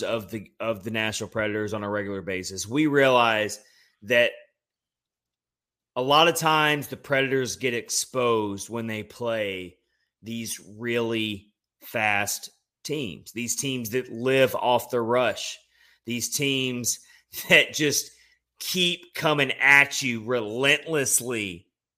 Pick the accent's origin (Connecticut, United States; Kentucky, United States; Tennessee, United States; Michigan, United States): Tennessee, United States; Nashville; moved away as an adult; now in Florida, United States; my hometown of Nashville